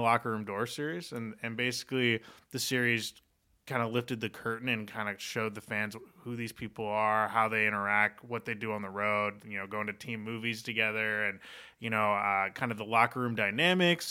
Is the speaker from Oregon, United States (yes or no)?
yes; Portland, Oregon, United States; I grew up in Portland, Oregon